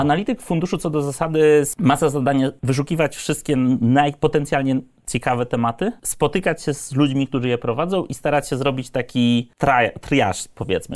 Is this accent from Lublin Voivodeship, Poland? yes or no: yes; Lublin, Lublin Voivodeship, Poland; moved away; jestem z Lublina, więc z perspektywy jakby e, średniego miasta